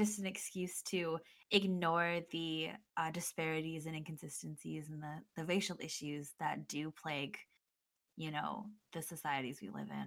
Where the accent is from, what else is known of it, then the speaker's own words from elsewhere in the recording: United States; as an American person